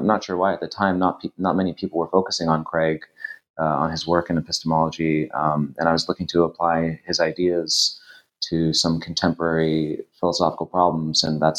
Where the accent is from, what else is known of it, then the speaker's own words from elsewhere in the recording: Toronto, Ontario, Canada; So I am Canadian. I grew up in Toronto, and I did my undergraduate there.